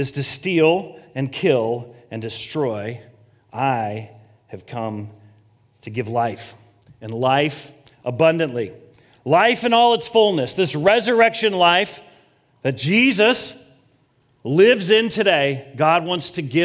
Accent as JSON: {"language": "English", "region": "Colorado", "country": "United States", "tie": "born or raised there", "also_born_or_lived": "Kansas / Los Angeles, United States", "moved": "as an adult", "said": "I grew up in Colorado"}